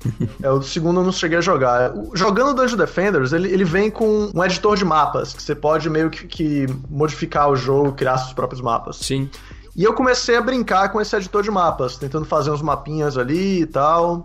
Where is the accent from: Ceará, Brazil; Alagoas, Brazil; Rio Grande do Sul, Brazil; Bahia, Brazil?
Bahia, Brazil; Salvador; moved away as an adult; now in Vancouver, Canada; eu fiz a publicidade e propaganda em Salvador, eu sou de Salvador